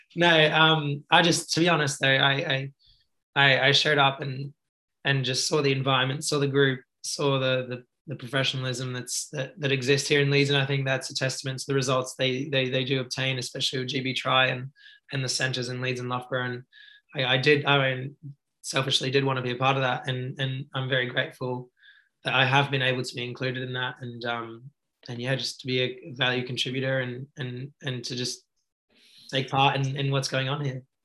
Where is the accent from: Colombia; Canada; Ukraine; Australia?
Australia; I was actually growing up in Australia